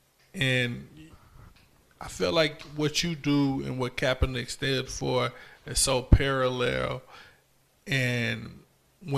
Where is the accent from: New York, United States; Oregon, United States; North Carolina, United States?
North Carolina, United States; Wagram; Somewhere me and Rello know really well because we grew up right there in Wagram